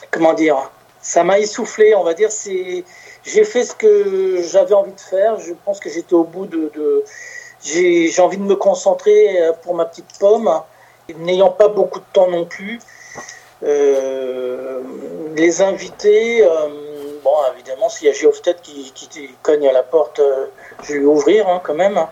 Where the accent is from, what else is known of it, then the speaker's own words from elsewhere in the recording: Paris, Île-de-France, France; moved away as an adult; also born or lived in Gard; now in between Narbonne and Béziers, France; à la base, je suis parisien